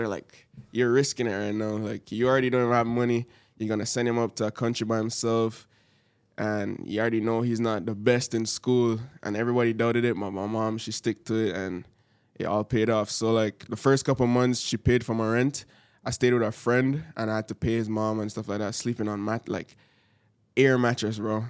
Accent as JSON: {"language": "English", "country": "Jamaica", "moved": "yes", "lives_now": "Canada", "said": "I'm from Jamaica"}